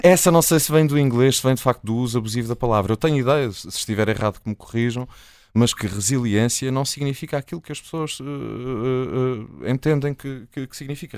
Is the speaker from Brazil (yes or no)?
no; Azores, Portugal; moved away; na minha terra, Açores, usa-se muito o badagaio.